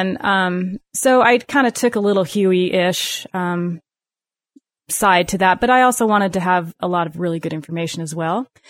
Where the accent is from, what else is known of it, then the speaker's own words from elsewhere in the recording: Salt Lake City, Utah, United States; moved away as an adult; now in Gunlock, United States; I'm from Salt Lake